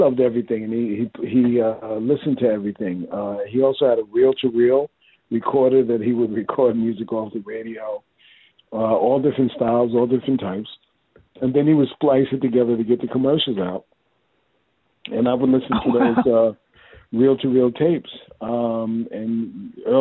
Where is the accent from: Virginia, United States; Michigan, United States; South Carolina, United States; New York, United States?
New York, United States; New York City; Born and raised in the Bronx